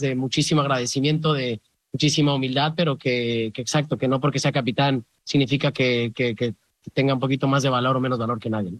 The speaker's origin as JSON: {"language": "Spanish", "country": "Mexico", "moved": "yes", "said": "Está un poquito como, como surrealista también ser mexicano, jugar contra la Liga Mexicana, representando la Liga este, eh, Americana aquí siendo mexicano"}